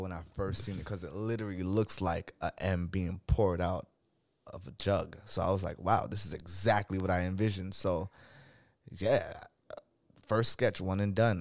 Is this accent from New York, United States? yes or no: yes; New York City, New York, United States; also born or lived in Crown Heights, Brooklyn; I was born in Brooklyn, New York